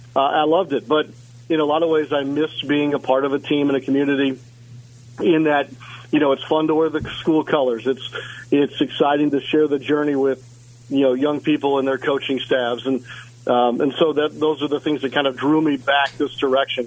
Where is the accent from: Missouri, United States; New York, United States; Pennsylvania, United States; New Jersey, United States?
Missouri, United States; St. Louis; moved away; growing up in St. Louis, you know, obviously a St. Louis Cardinals town